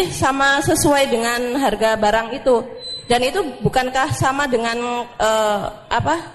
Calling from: Cikarang, West Java, Indonesia; Uh, saya dari Cikarang Baru, Ustadz.

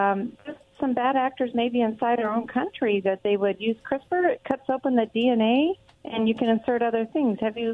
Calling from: Richland, United States; Hi, this is … from Richland.

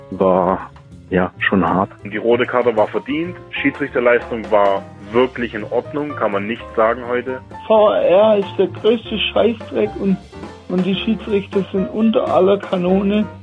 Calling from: Birmingham, West Midlands, United Kingdom; aus der herbstlichen Großstadt äh, Birmingham in England.

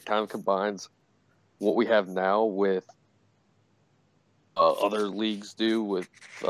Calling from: St. Louis, Missouri, United States; St. Louis.

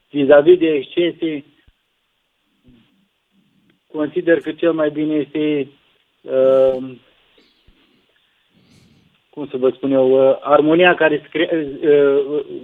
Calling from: Bacău, Bacău County, Romania; sunt din Bacău.

